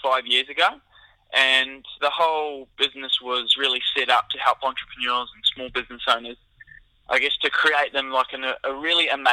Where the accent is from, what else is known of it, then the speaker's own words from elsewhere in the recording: New Zealand; moved away as an adult; also born or lived in Auckland, New Zealand; now in Australia; I'm actually originally from New Zealand